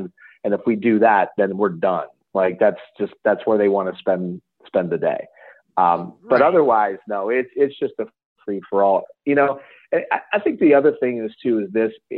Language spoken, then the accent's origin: English; Lowellville, Ohio, United States; I grew up in Lowellville